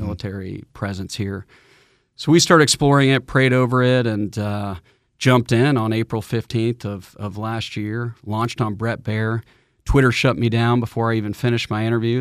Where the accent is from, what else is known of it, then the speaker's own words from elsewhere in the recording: Atlanta, Georgia, United States; I'm a proud native, son of the state. I was born in Atlanta